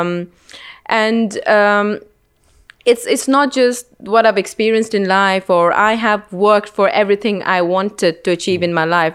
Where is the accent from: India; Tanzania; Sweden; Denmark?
India; moved away; growing up in India